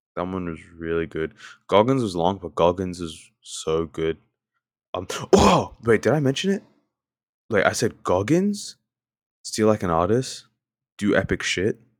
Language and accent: English; Australia; accent: Australian; I sound very, very Australian